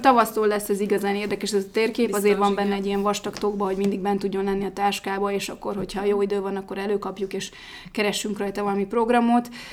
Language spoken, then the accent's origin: Hungarian; Budapest, Hungary